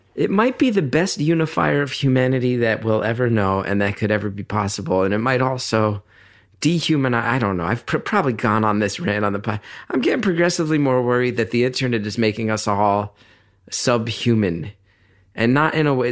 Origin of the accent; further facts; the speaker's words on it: New York, United States; I come from New York where everyone's in therapy.